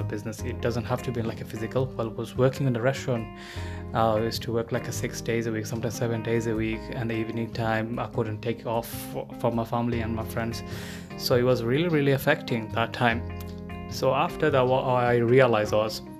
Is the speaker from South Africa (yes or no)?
no; Bangladesh; now in United Kingdom; I'm not originally from UK, I came from Bangladesh.